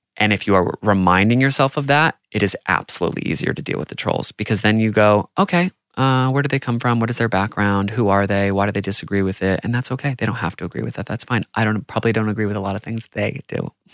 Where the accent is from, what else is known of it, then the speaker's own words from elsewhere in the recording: United States; growing up in America